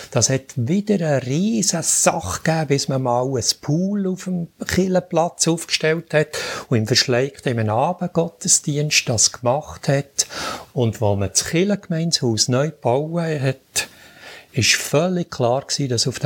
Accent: Bern, Switzerland; dann darf ich auch als Berner noch ein bisschen mehr Geduld haben.

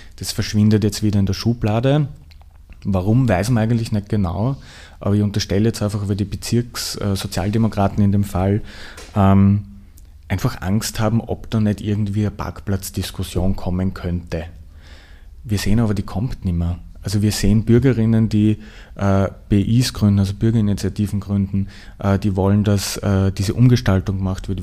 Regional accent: southern Lower Austria, Austria; moved away as an adult; now in Vienna, Austria; ich bin in Niederösterreich aufgewachsen, südliches Niederösterreich

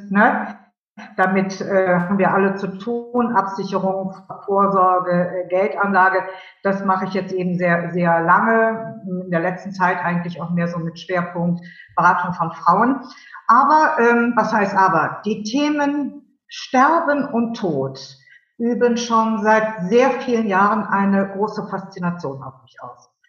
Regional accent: Cologne, North Rhine-Westphalia, Germany; Und, ich bin Kölnerin, das wollen wir hier nochmal genau festhalten, ganz wichtig, ja.

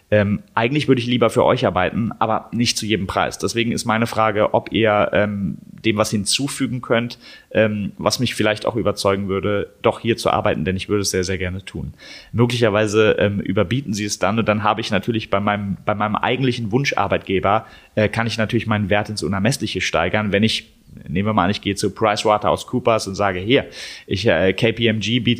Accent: Berlin, Germany; Ich komme ich komm aus Berlin, ich habe jetzt keine Lust, irgendwie nach Stuttgart zu fahren

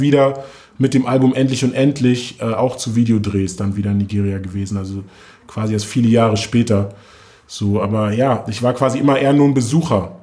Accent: Germany; wir sind beide in Morbid aufgewachsen

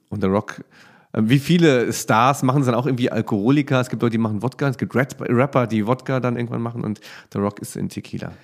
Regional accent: Germany; bei uns in Deutschland

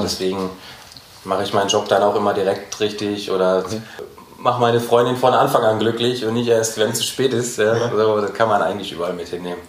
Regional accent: Gelsenkirchen, North Rhine-Westphalia, Germany; moved away as an adult; also born or lived in Berlin; now in Frankfurt, Germany; dann bin ich wieder zurück nach Gelsenkirchen in meine Heimat gezogen

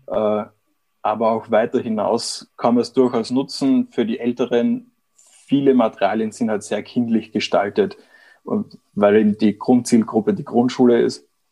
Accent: Vienna, Austria; moved away as an adult; also born or lived in Erlangen-Nürnberg, Germany; now in Germany; ich bin eigentlich Österreicher, bin vor einigen Jahren hier der Liebe wegen nach Deutschland gekommen, habe in Wien meine Zelte abgebrochen

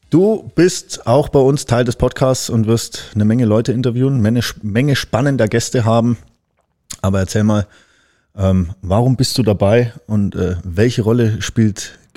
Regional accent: Baden-Württemberg, Germany; now in Hamburg, Germany; Ja, also ich komme aus dem Schwarzwald, bin ich jetzt hierher gezogen.

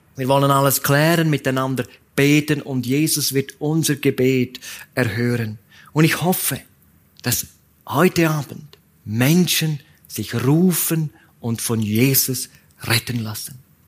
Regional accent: Graubünden, Switzerland; die Bahn, die in meiner Heimat hin und her fährt

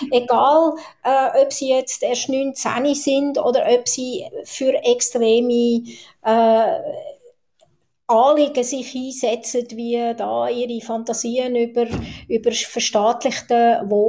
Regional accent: Zurich, Switzerland; ich bin Zürcherin, Stadtzürcherin. Ich bin in Zürich-Schwammerdingen aufgewachsen und ich habe eigentlich da, damals äh, ein anderes, völlig ein anderes Zürich erlebt als Kind und Jugendliche.

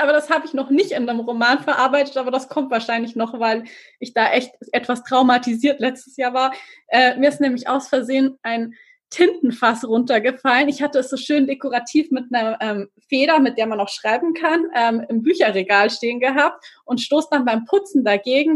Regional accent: Regensburg, Bavaria, Germany; ich äh, bin ja aus Regensburg

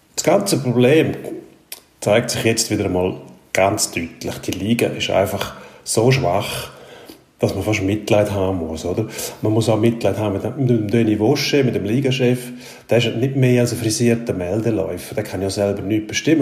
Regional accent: Switzerland; bei uns in der Schweiz

